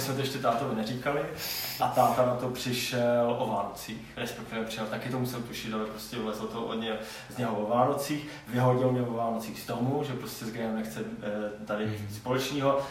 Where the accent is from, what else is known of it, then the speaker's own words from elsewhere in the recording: Třinec, Moravian-Silesian Region, Czechia; also born or lived in Kraków; já jsem z Třince